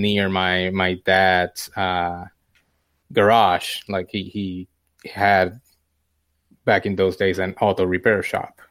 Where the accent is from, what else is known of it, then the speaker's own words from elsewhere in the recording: Puerto Rico; moved away as an adult; now in United States; I grew up in Puerto Rico. Uh, I was born there, uh, and lived there until, un-, until I finished college